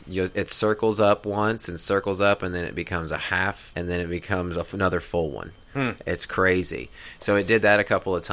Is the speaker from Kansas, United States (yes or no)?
yes; Kansas, United States; moved away; I grew up in Kansas where I saw a lot of tornado damage